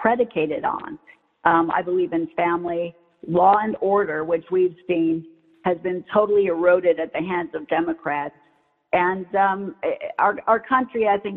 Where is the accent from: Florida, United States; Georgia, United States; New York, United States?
Florida, United States; I'm a Floridian